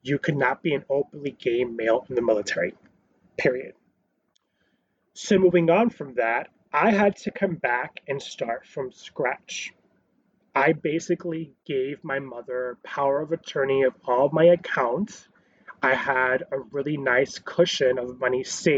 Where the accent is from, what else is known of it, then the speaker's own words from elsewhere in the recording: New York City, New York, United States; I was born in Queens